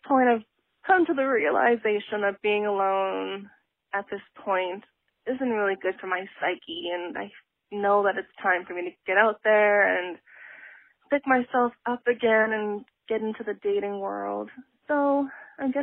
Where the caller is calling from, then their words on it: Vancouver, British Columbia, Canada; I'm calling from Vancouver, Canada